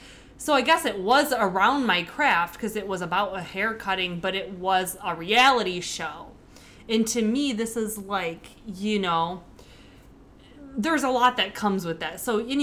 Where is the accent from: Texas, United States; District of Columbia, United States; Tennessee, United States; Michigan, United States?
Michigan, United States; No, I'm from Michigan, actually, originally, if you didn't know that.